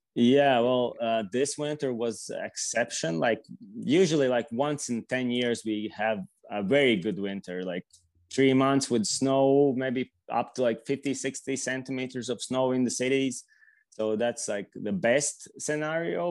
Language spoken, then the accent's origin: English; Riga, Latvia; also born or lived in Latgale; I'm from uh, Riga, which is the capital city. I, am born here and uh, basically like spend my whole life here